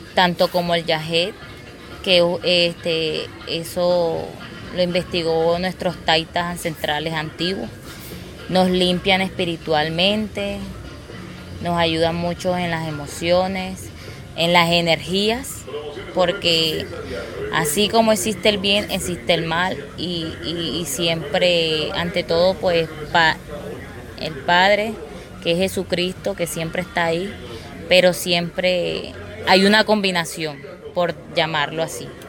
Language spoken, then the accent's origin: Spanish; Colombia; first language Inga; Spanish is a second language; now in Barranquilla, Colombia; nosotros como colombianos, origen colombiano indígena